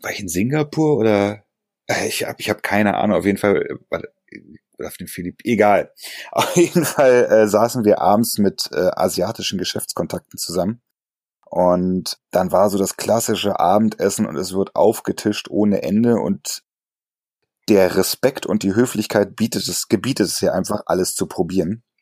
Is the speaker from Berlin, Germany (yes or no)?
yes; Berlin, Germany; als Berliner ja sowieso so ein bisschen äh, mit der, naja, sagen wir mal, dem Herz auf der Zunge